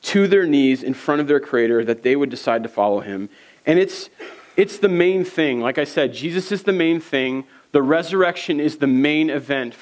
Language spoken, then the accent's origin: English; East Coast, United States; moved away as an adult; now in Minnesota, United States; I'm from the East Coast